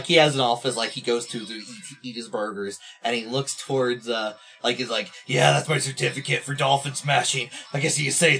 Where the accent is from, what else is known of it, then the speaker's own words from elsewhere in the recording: New York, United States; I don't know why I'm from New York.